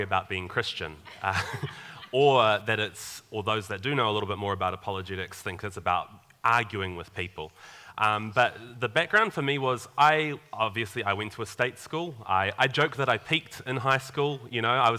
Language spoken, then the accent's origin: English; Upper Hutt, Wellington, New Zealand; moved away as an adult; also born or lived in Tauranga, New Zealand; now in Papamoa, New Zealand; I'm actually from Upper Hutt originally.